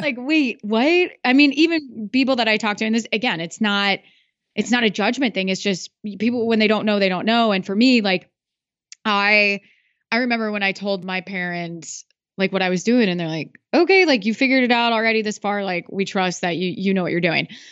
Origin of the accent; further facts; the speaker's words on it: Iowa, United States; I'm from Iowa